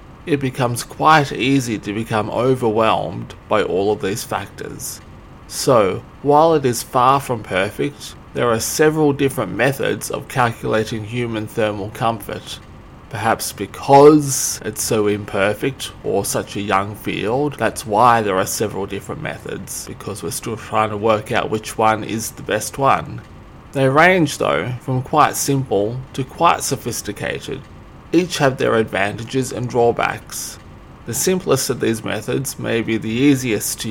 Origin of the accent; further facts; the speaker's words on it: Australia; I'm Australian, I'm from Australia, I'll take Australian cities as an example.